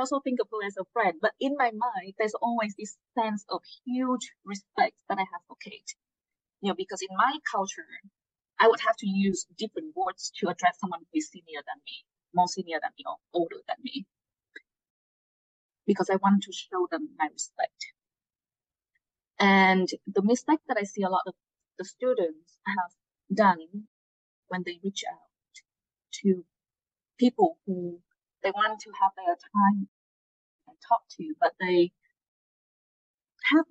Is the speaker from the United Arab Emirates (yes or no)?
no; Hanoi, Vietnam; English is a second language; moved away as an adult; also born or lived in upstate New York; now in United States; I'm from Hanoi. You know, some of you may know it's the capital of Vietnam.